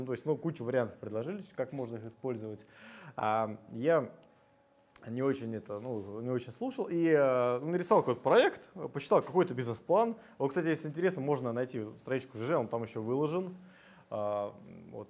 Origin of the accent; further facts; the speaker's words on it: Putilkovo, Moscow Oblast, Russia; родился в Подмосковье, в поселке Путилково, там была деревня, потом поселок, а, Ходил, ходил в сельскую школу